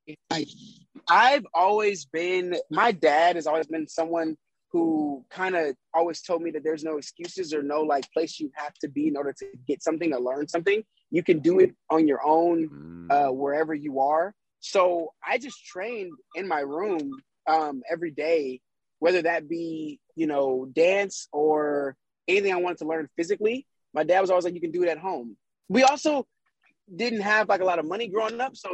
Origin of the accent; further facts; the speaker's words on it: Kansas, United States; moved away; also born or lived in Las Vegas; I'm from Kansas originally.